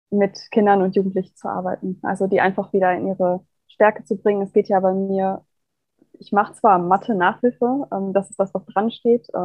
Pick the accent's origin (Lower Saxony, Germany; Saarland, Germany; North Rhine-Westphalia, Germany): North Rhine-Westphalia, Germany; Kamp-Lintfort; ich komme ähm, aus Kamp-Lindfort. Das ist ein ganz kleines Dorf am Niederrhein. Also ich bin Landkind, wirklich